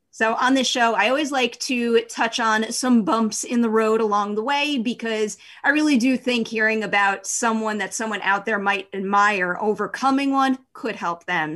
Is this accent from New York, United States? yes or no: yes; New York, United States; I'm a New Yorker